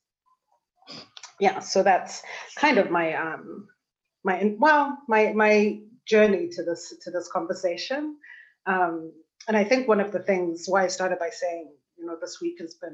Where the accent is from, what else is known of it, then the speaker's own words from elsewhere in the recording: Zimbabwe; moved away as an adult; also born or lived in United States; now in Berlin, Germany; I was born and raised in Zimbabwe.